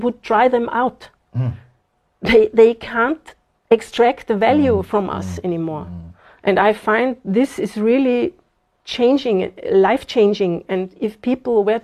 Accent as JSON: {"language": "English", "country": "Austria", "tie": "born or raised there", "moved": "as an adult", "lives_now": "Zimbabwe", "said": "I was born in Austria, 52 years ago. And so I went to school there, I went to university there, and spent basically my whole life there"}